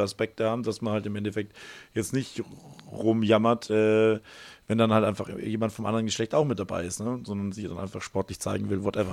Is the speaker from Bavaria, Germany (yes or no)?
yes; Bavaria, Germany; Ich bin hier in dem Schulsystem groß geworden.